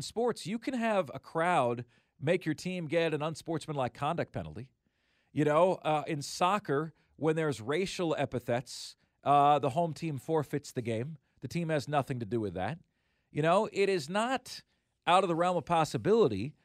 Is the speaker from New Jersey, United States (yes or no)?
no; Florida, United States; moved away; my home state